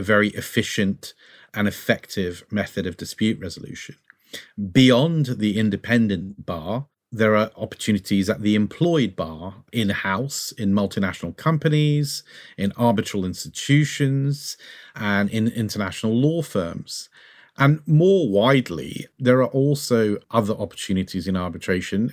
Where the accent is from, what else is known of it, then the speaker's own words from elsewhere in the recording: Brazil; now in United Kingdom; I'm originally from Brazil